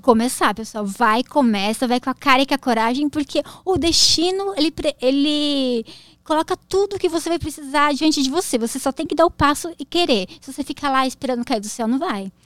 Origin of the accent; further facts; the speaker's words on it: Jundiaí, São Paulo, Brazil; eu sou de Jundiaí